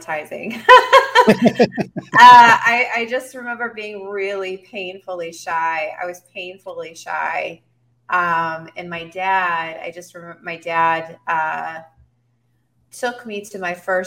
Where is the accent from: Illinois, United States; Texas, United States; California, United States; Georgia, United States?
Texas, United States; Fort Worth; I was born in Fort Worth, Texas, in the United States of America, in the year 1978. I grew up in Fort Worth proper, and then we moved when I was around 7